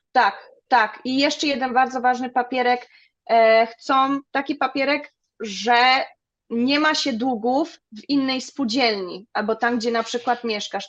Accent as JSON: {"language": "Polish", "country": "Germany", "tie": "born or raised there", "also_born_or_lived": "Zgorzelec, Poland", "second_language": "Polish", "said": "Ja się tu wychowałam, jestem Niemką"}